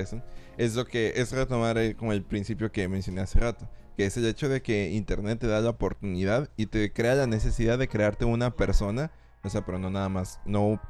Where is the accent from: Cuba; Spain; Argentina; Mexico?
Mexico; nosotros como mexicanos